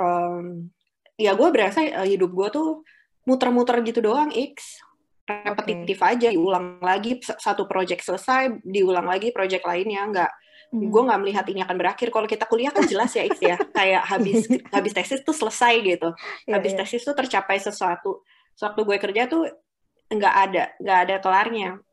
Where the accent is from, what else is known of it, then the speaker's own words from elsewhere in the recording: Jakarta, Indonesia; kita orang Jakarta yang biasa macet-macetan